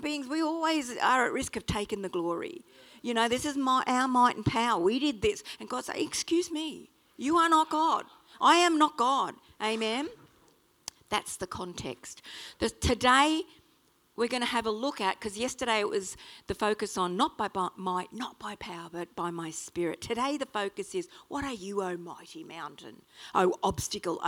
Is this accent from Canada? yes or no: no; Australia; accent: Strine; sorry about my strine, but I am an Aussie